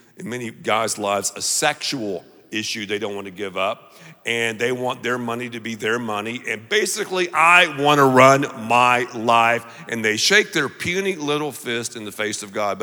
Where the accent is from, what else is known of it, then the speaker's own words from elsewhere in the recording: the South, United States; I'm from the South